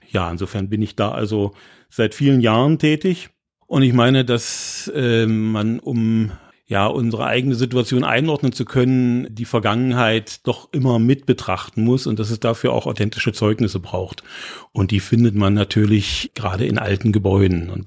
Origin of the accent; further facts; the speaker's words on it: Magdeburg, Saxony-Anhalt, Germany; now in Halle, Germany; Ich stamme aus Magdeburg und ich teile nicht die Vorbehalte, die in Halle leider immer noch verbreitet sind äh, über die Stadt.